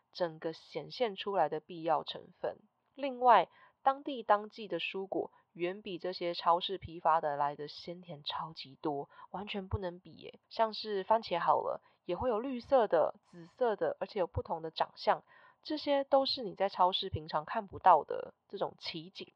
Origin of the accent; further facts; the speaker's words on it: Taiwan; moved away as an adult; also born or lived in New York, United States; 回到台湾刚开始在经营I G的时候